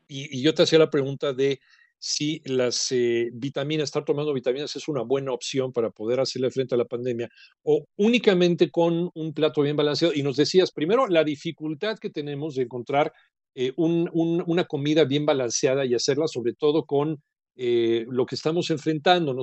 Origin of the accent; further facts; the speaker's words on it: Mexico; somos los mexicanos